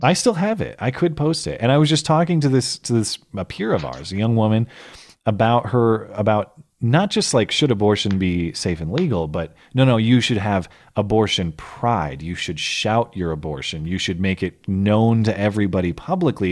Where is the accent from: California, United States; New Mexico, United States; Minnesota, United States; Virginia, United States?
Minnesota, United States; St. Louis Park; I was born in Saint Louis Park, Minnesota, October eighty-seven